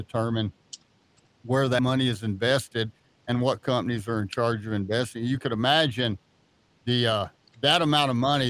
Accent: Roswell, New Mexico, United States; also born or lived in Hobbs, New Mexico; I was born down in Hobbs, and we moved to Roswell in 1972. I'm 58 years old, so I was in the third grade. We moved to Roswell. I was raised there.

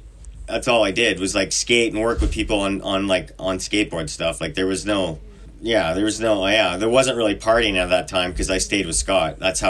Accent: Vernon, British Columbia, Canada; Vernon, British Columbia.

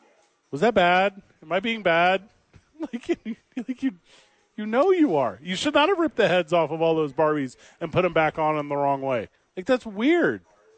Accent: Charlotte, North Carolina, United States; Hey, you don't understand. I'm from Charlotte.

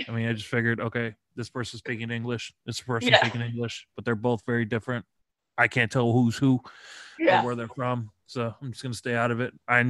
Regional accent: United States; accent: American; because of my American pronunciations, I probably butcher a lot of things.

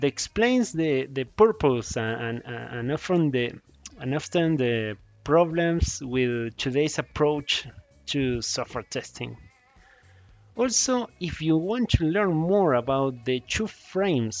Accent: Uruguay; now in California, United States; I am from Uruguay, living in California

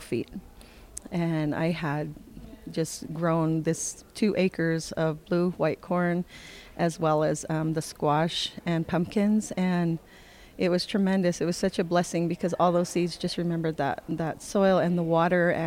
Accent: California, United States; now in Taos Pueblo, United States; I grew up in California

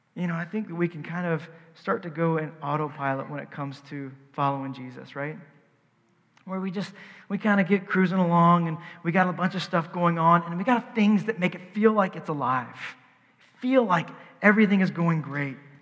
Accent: the South, United States; I'm from the South

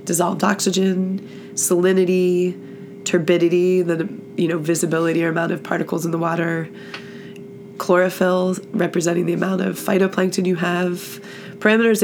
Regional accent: United States; moved away as an adult; also born or lived in California; I grew up in the Chesapeake Bay

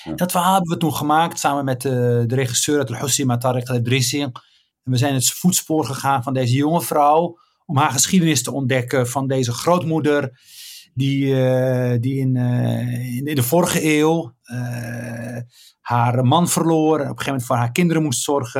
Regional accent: Rif, Oriental, Morocco; now in Netherlands; ik ben daar geboren in een dorpje met de naam Igazassen

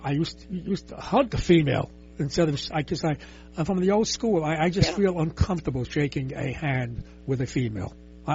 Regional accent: New York City, New York, United States; I'm from the Lower East Side.

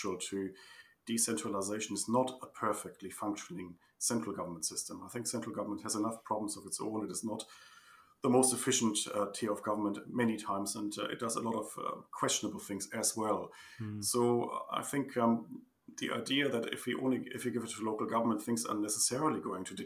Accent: Germany; moved away as an adult; now in New Zealand; turned out I was only from Germany

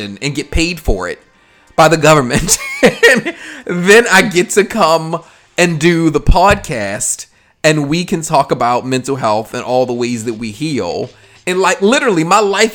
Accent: Baltimore, Maryland, United States; accent: Baltimore; my Baltimore accent

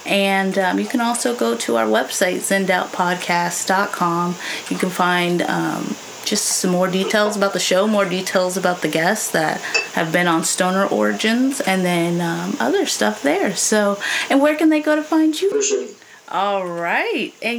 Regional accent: California, United States; I was born in California and raised in California.

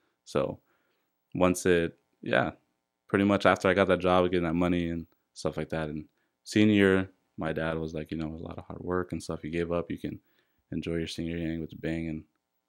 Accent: La Habra, California, United States; So I grew up in La Habra.

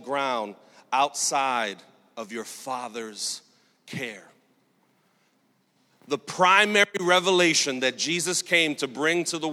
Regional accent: New York City, New York, United States; I grew up in Sunset Park, Brooklyn, single mom, welfare recipient for most of my life

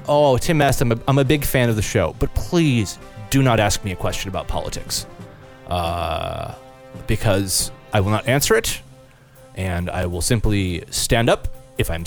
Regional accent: United States; I'm an American and, gosh, feel that because I've been born and raised here

